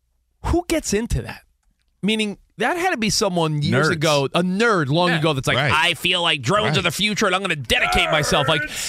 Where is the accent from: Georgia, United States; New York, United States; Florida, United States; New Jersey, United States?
New York, United States; Camino's from Jersey. I'm from New York.